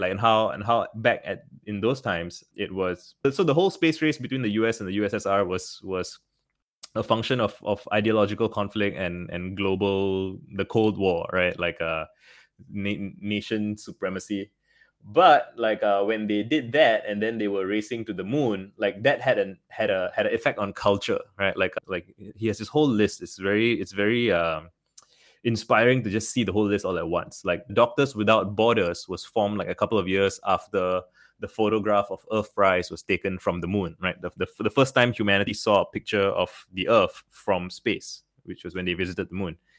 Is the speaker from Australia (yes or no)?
no; Singapore; Growing up in Singapore, well, it's a very small country